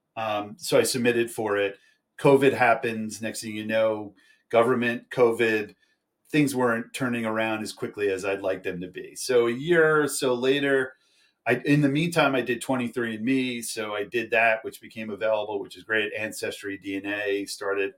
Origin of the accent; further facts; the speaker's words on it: New York, United States; I'm from New York